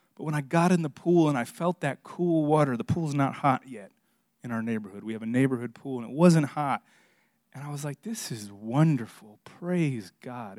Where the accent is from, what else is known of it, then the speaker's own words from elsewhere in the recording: Miami, Florida, United States; moved away; I'm from South Florida. I grew up in Miami